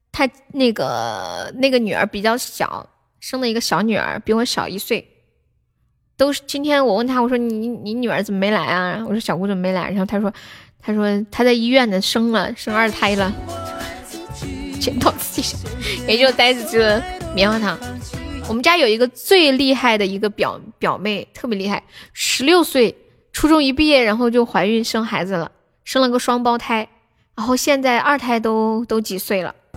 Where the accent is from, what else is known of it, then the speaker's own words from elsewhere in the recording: Sichuan, China; accent: Sichuanese; 那从现在开始我讲四川话，你们听不懂可以跟我说。我说慢一点，我的四川话很慢的